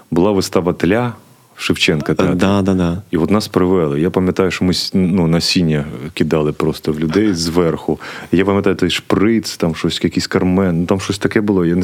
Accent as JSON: {"language": "Ukrainian", "town": "Kharkiv", "region": "Kharkiv Oblast", "country": "Ukraine", "tie": "born or raised there", "said": "з Харкова, а, ти я з Салтівки."}